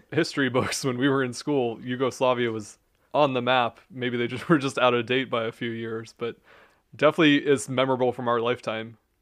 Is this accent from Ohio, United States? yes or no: yes; Youngstown, Ohio, United States; I grew up in Youngstown, Ohio